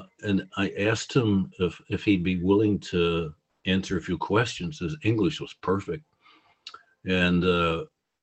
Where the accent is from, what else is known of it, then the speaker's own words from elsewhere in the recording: United States; now in Chicago, United States; I'm from the United States